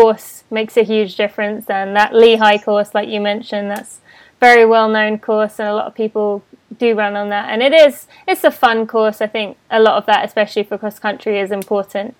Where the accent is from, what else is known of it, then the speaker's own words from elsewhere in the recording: England, United Kingdom; moved away; I'm from England